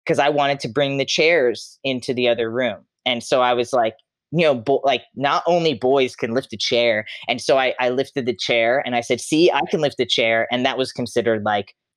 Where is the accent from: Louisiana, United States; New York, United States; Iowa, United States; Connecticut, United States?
New York, United States; Long Island; moved away as an adult; I grew up in Long Island, New York, Suffolk County. I lived there till I was 22 years old